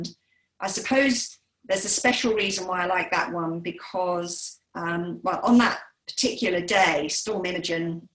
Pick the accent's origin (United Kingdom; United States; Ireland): United Kingdom; Sussex, South East England; I was brought up in Sussex